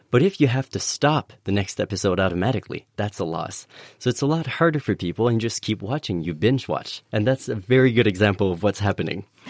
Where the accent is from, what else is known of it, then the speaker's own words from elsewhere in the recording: Canada; moved away; in Canada, uh, my home country